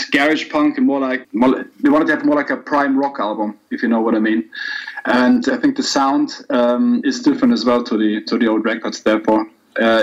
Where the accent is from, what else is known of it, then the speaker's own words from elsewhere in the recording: Hamburg, Germany; I'm from Hamburg and I live here